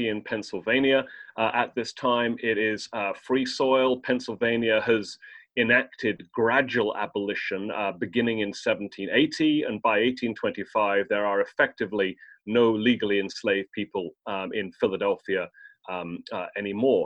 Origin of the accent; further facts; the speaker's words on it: United Kingdom; I'm British